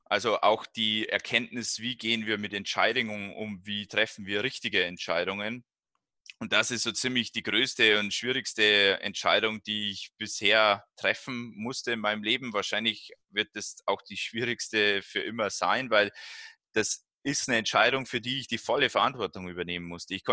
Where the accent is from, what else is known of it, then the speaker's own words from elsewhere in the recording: Wollensach, Bavaria, Germany; dieser 10-Kilometer-Lauf, äh, der ja von der Abendschau vom Bayerischen Fernsehen organisiert wird, in meinem Heimatort in Wollensach stattfindet.